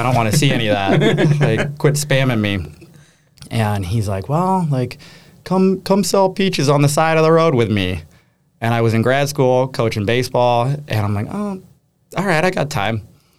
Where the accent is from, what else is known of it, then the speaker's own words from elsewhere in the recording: Fort Collins, Colorado, United States; also born or lived in Minneapolis / Iowa; now in Door County, United States; I'm from Colorado originally. Okay. I'm from Fort Collins. Up north a little bit.